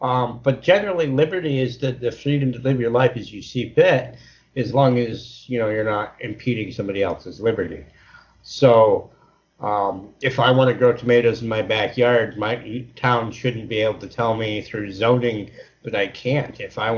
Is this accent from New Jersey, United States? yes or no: no; Chenango, New York, United States; you're from Shenango like I am